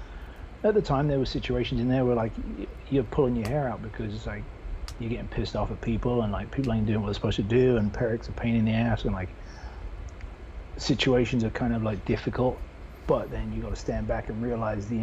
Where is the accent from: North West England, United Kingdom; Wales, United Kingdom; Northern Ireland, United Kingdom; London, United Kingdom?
London, United Kingdom; moved away as an adult; now in United States; I'm from England, London, England. Was professional BMXer in the UK, then moved here in 89